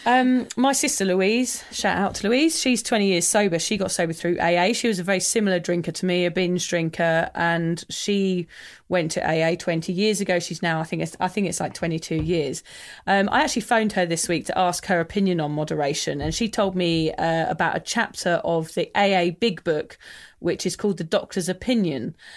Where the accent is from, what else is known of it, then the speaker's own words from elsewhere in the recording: England, United Kingdom; I'm English